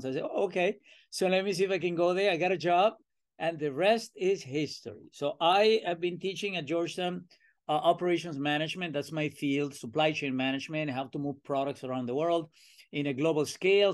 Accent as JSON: {"language": "English", "country": "Venezuela", "accent": "Latin American", "moved": "as an adult", "lives_now": "United States", "said": "I'm originally from Venezuela"}